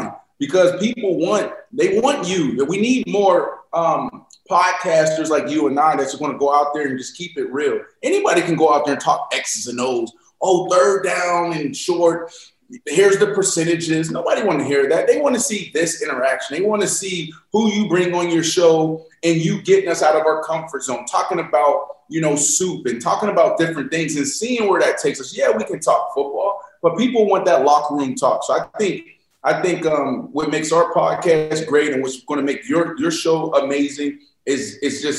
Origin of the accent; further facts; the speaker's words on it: Pittsburgh, Pennsylvania, United States; I'm from Pittsburgh, Pennsylvania. And in my county, in my little town, East Liberty, Larmer Avenue